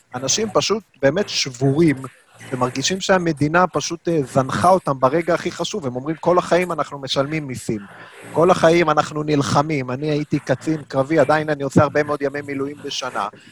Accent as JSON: {"language": "Hebrew", "town": "Jerusalem", "region": "Jerusalem District", "country": "Israel", "said": "בתור ירושלמי אני אומר לך"}